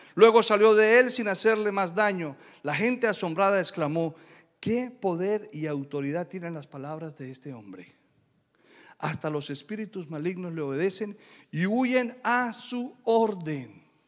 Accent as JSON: {"language": "Spanish", "country": "Colombia", "said": "Yo soy de Colombia"}